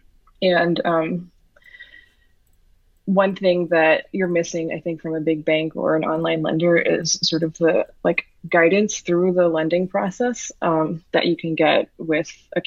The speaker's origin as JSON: {"language": "English", "town": "New York City", "region": "New York", "country": "United States", "tie": "born or raised there", "said": "I was born and raised in New York City"}